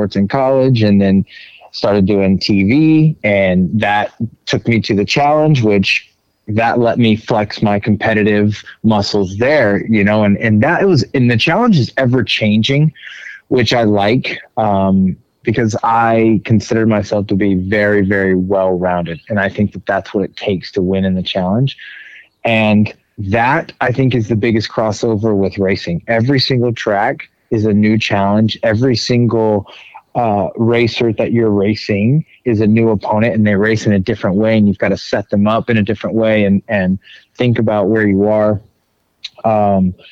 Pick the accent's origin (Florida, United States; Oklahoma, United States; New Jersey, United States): Oklahoma, United States; Mustang; I grew up in Mustang, Oklahoma, or a little town about 20, 30 miles west of Oklahoma City.